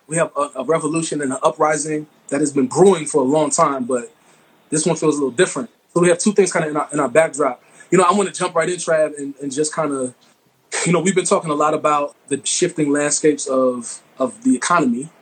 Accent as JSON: {"language": "English", "town": "Mount Vernon", "country": "United States", "tie": "born or raised there", "said": "my hometown, Mount Vernon"}